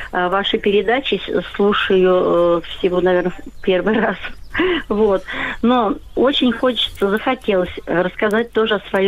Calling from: Tambov, Tambov Oblast, Russia; Я звоню вам из Тамбова.

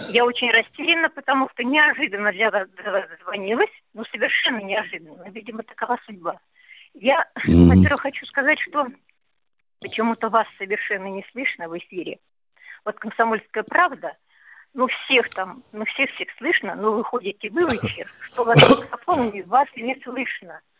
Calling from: Kemerovo, Kemerovo Oblast, Russia; А, я звоню из Кемерово.

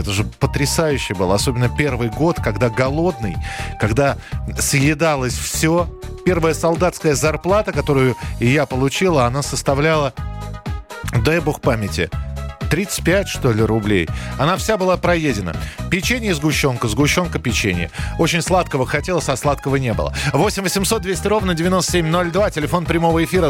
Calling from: Kirov, Kirov Oblast, Russia; Я звоню из Кирова

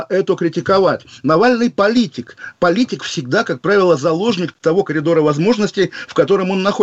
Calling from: London, United Kingdom; я из Лондона с вами разговариваю

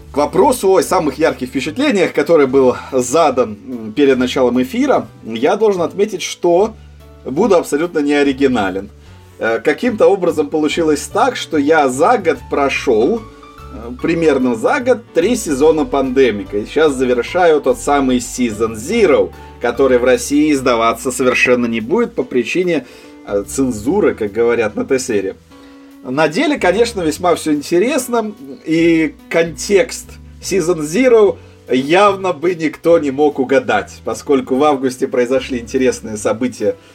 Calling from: England, United Kingdom; А я вещаю сейчас из Англии, у меня как раз день, я бы сказал, самый разгар.

